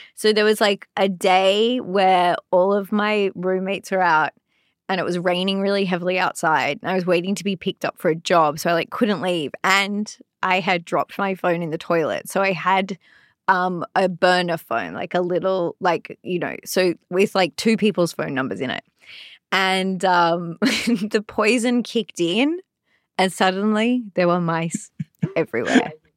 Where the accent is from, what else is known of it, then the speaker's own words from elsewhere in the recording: Sydney, New South Wales, Australia; moved away as an adult; also born or lived in London; now in Los Angeles, United States; I'm from Sydney, Australia